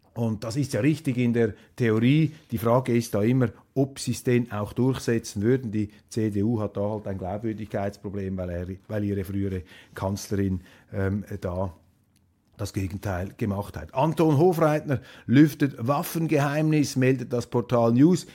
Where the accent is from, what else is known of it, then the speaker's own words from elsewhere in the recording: Switzerland; als Schweizer